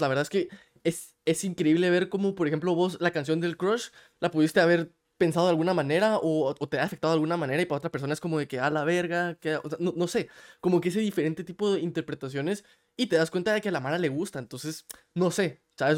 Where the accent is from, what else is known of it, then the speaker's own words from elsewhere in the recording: Guatemala; now in United States; yo soy de Guate, yo ahorita vivo en Estados Unidos